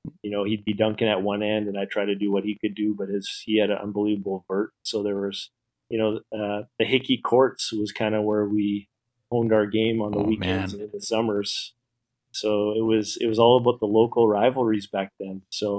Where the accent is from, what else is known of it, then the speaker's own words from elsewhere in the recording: Canada; I'm a Canadian guy, so I support Old Dutch.